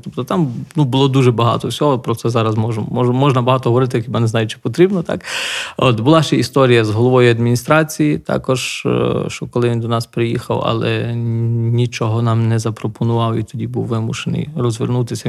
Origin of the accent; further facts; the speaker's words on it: Nahuievychi, Lviv Oblast, Ukraine; moved away as an adult; now in Mshanets, Ukraine; моє рідне село там Нагоєвичі біля Дрогобича